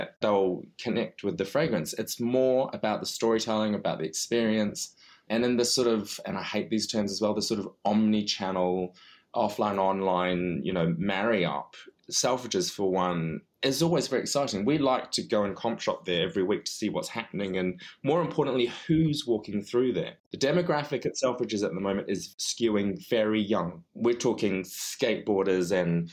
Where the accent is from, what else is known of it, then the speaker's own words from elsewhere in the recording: New Zealand; also born or lived in London; now in United Kingdom; as a foreigner to both, you know, coming from New Zealand and being of Chinese background